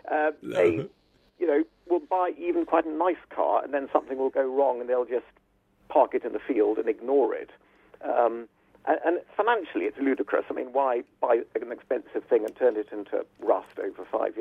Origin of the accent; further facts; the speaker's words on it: Turkey; Well, because I was brought up in Turkey, the family first car was a Mercedes 300 Adenauer, if that's the right pronunciation.